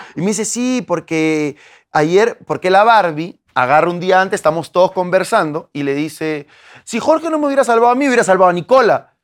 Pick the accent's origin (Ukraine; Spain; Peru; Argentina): Peru; moved away as an adult; now in Mexico; yo soy peruano, yo soy peruano, nacido en Perú, nacido en mi barrio, vengo de un barrio